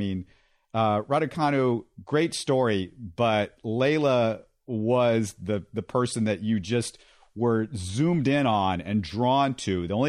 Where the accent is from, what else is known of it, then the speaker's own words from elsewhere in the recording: Houston, Texas, United States; also born or lived in Missouri; I'm not an alum, but I grew up in Houston.